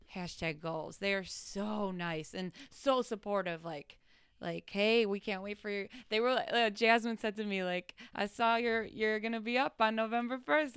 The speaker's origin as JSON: {"language": "English", "country": "United States", "said": "I'm American"}